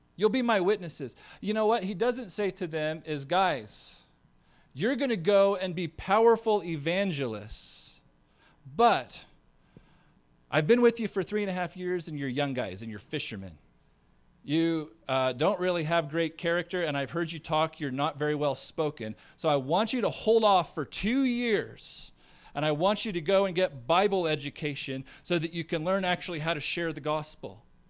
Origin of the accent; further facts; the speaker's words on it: United States; I'm a Christian, I'm from America